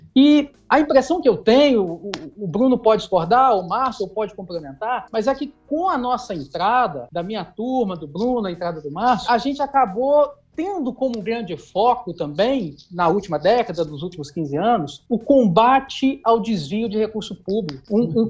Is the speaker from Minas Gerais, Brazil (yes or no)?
yes; Itabira, Minas Gerais, Brazil; Eu sou natural de Tabira, que fica a 100 quilômetros de Belo Horizonte.